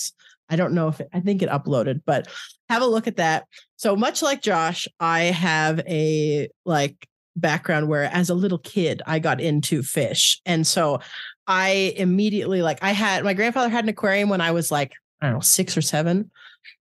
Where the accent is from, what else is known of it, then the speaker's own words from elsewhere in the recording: Canada; moved away; also born or lived in Ottawa; I'm originally from Canada